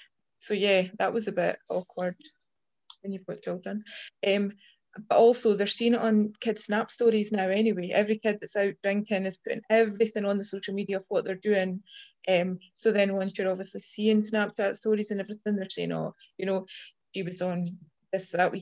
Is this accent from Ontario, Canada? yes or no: yes; Ontario, Canada; And I grew up in Ontario, Canada